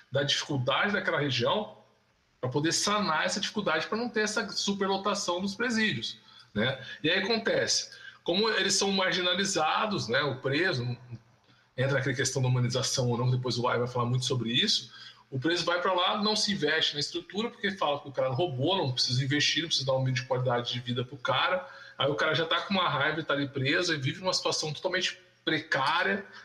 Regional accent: Rio de Janeiro, Brazil; born there; eu nasci no Rio de Janeiro, embora não tenha sotaque, eu morava no, no morro da Rainha da Princesa, né?

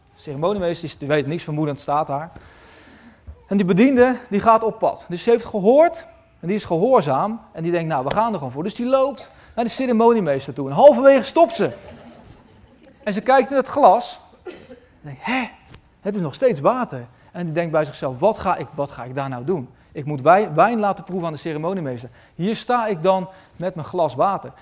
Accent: Westland, South Holland, Netherlands; In het Westland, waar ik vandaan kom

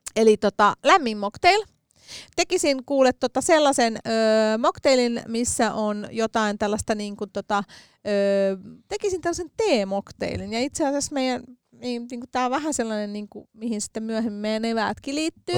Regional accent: Helsinki, Uusimaa, Finland; accent: Stadi slang; minähän olen tota, noin kotoisin Helsingin keskustasta. Olen neljännen polven helsinkiläinen todistetusti ja ässäni todistaa sen.

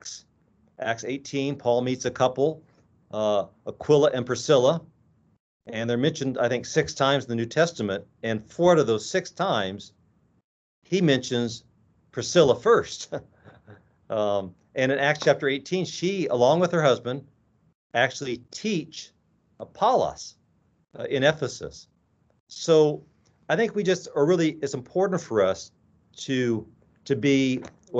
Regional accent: Midwest, United States; moved away as an adult; now in Walla Walla, United States; I grew up in the Midwest

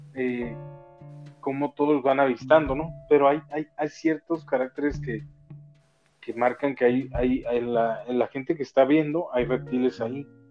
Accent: Mexico; como buen mexicano, mafia, como parte de México, nosotros, descendientes de esta tierra

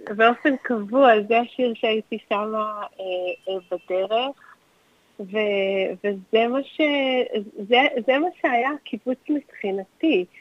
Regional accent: Tel Aviv, Tel Aviv District, Israel; ואני נולדתי וגדלתי בתל אביב

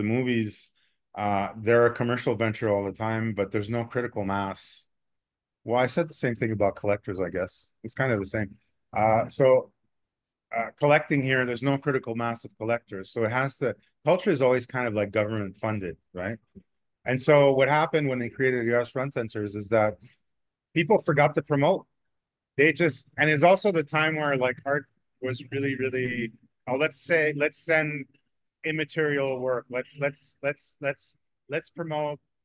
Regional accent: Mexico; moved away; also born or lived in Montreal, Canada; I'm from Mexico, where people have little means, and what they do is they diversify

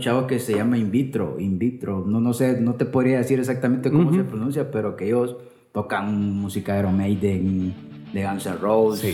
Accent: Colón, Honduras; moved away as an adult; also born or lived in Tegucigalpa, Honduras; soy de, de la capital, soy capitalino, pero me crié en Colón. Me crié en Colón hasta, hasta la, eh, edad de que ya me tocaba venirme para la universidad

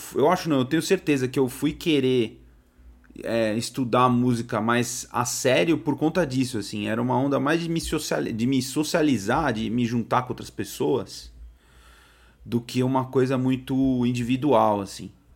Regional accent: São Paulo, Brazil; eu sou de São Paulo, né? Sou da Zona Norte aqui de São Paulo. Eu morei a maior parte da minha vida num, num bairro aqui que chama Tremembé.

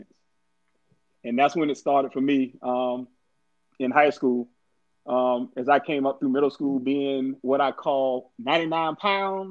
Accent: Orangeburg, South Carolina, United States; December 18th, 1973 was the day I was born in Orangeburg, South Carolina

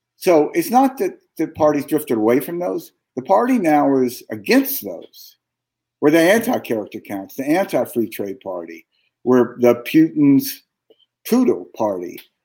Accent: Jackson, Mississippi, United States; moved away as an adult; I grew up in Mississippi

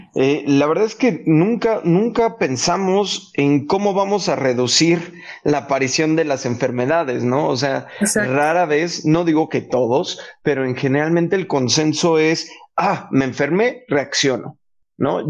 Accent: Mexico; como mexicanos, inclusive como latinos

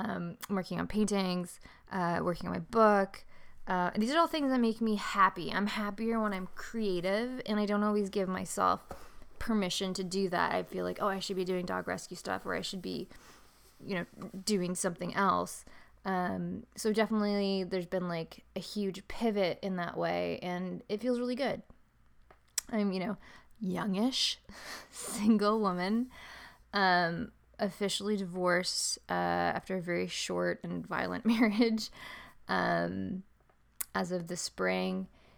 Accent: San Diego, California, United States; also born or lived in Toronto; Because I grew up in San Diego. I grew up near Carmel Valley, Del Mar Heights area.

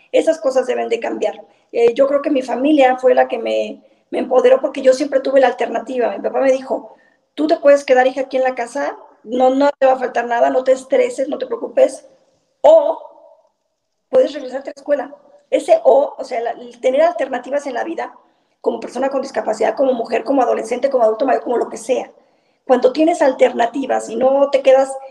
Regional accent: Zacatecas, Mexico; La verdad es que estoy muy orgullosa de mi tierra. La gente acá es sumamente esforzada. Ustedes deben de saber que somos un estado, llamémosle binacional. Acá la mitad de la población vive en Zacatecas

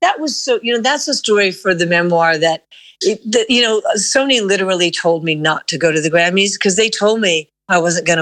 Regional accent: New York City, New York, United States; I was born and raised in Manhattan

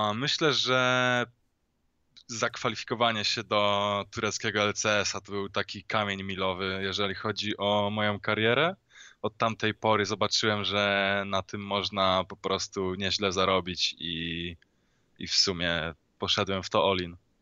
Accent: Poland; skąd pochodzę? No, w sensie no z Polski

